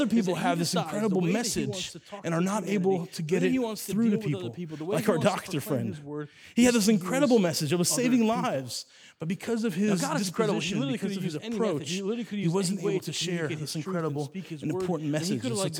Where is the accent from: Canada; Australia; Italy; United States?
Italy; Growing up in Italy, when I went to school, my parents were there as missionaries, and they were there to start churches in Italy.